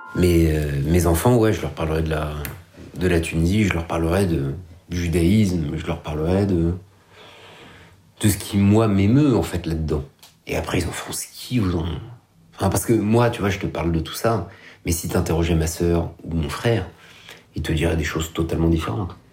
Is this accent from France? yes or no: yes; Paris, Île-de-France, France; moi je suis né à Paris, donc je suis pas un déraciné, je suis pas un exilé